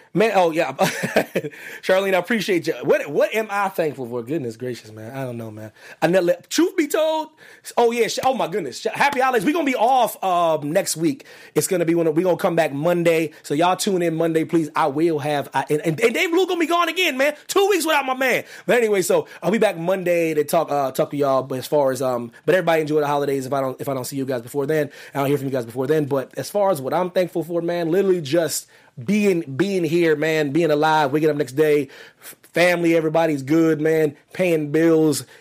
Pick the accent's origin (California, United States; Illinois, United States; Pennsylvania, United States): Pennsylvania, United States; Pennsylvania area, United States; also born or lived in Washington, D.C. area; I'm from the Pennsylvania area. I lived in the tri-state area, the D C area